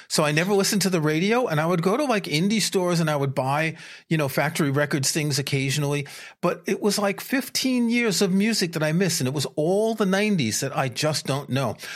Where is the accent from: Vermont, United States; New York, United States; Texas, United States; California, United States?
New York, United States; moved away as an adult; also born or lived in France; I grew up in New York